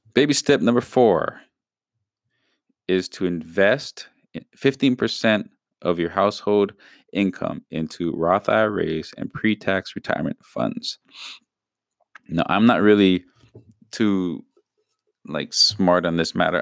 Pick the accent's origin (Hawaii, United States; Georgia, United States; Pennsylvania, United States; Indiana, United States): Hawaii, United States; we're from Hawaii.